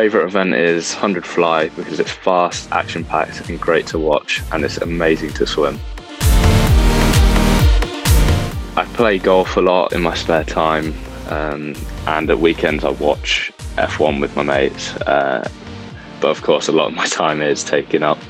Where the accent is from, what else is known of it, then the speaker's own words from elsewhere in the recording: United Kingdom; from Great Britain